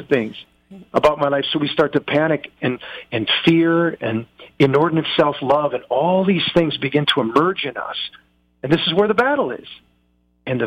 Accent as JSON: {"language": "English", "country": "United States", "said": "I'm an American"}